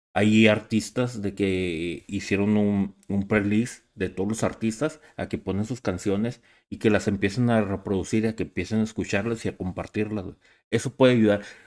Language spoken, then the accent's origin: Spanish; Ciudad Juárez, Chihuahua, Mexico; somos cuatro de Ciudad Juárez